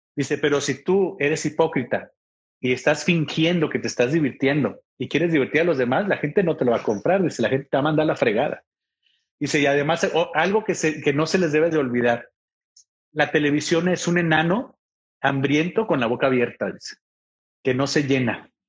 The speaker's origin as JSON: {"language": "Spanish", "town": "Ciudad Juárez", "region": "Chihuahua", "country": "Mexico", "tie": "born or raised there", "also_born_or_lived": "Monterrey", "moved": "as an adult", "lives_now": "El Paso, United States", "said": "Yo soy de Ciudad Juárez, Chihuahua, viví en Monterrey y ahora estoy aquí en El Paso, Texas"}